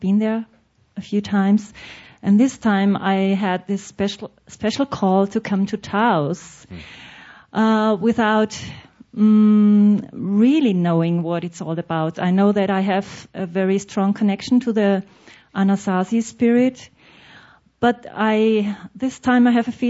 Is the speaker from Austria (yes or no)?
yes; Austria; I'm from Europe, Austria